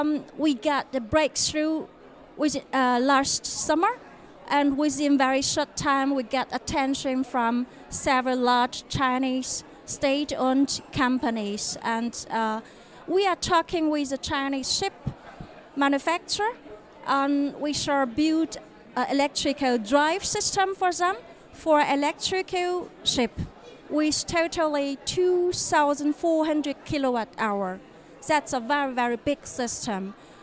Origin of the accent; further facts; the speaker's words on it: South Germany, Germany; English is a second language; also born or lived in China; I come from South Germany.